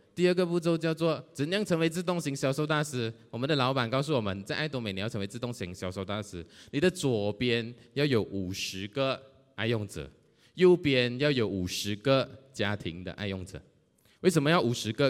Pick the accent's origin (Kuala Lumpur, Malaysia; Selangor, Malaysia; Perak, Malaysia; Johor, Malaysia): Johor, Malaysia; Johor Bahru; 我来自柔佛新山